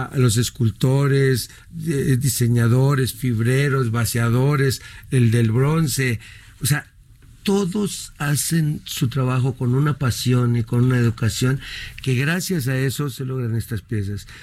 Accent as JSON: {"language": "Spanish", "country": "Mexico", "said": "somos los mexicanos"}